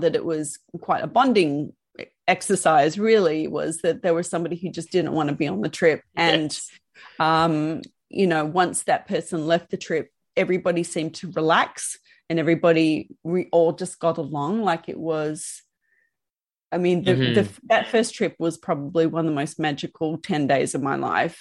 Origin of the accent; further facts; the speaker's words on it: Sydney, New South Wales, Australia; now in Melbourne, Australia; I was a girl from Sydney